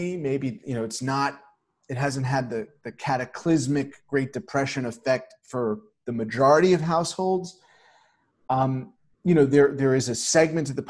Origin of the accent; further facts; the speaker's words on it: New York, United States; myself being a New Yorker